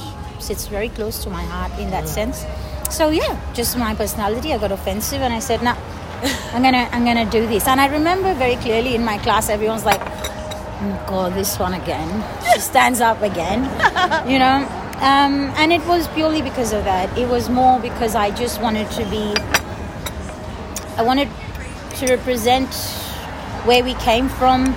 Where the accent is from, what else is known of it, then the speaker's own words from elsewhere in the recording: Dubai, United Arab Emirates; moved away as an adult; now in Australia; I'm from Dubai, I don't need to stay here. I go back home